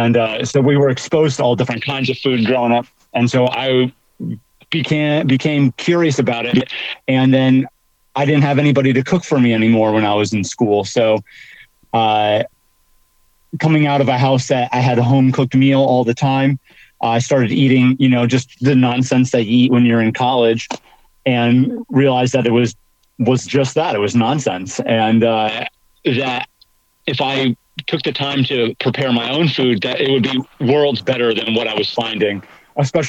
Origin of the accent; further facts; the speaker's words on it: northeastern Pennsylvania, United States; I grew up in northeastern Pennsylvania, right on the border of New York, New Jersey, on the Pennsylvania side